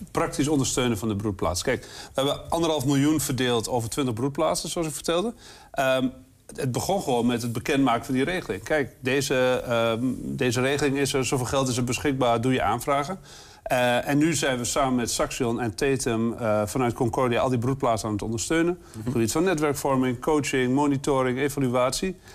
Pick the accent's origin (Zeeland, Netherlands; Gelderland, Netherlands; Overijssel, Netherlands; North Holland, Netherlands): Overijssel, Netherlands; Twente; We zijn er als Twentenaar nou ook echt niet zo goed in om te laten zien